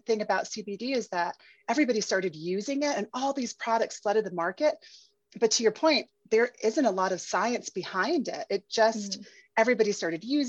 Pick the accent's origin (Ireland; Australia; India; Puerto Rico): Puerto Rico; moved away; also born or lived in Paris; I'm originally from Puerto Rico, and I spent my formative years in Puerto Rico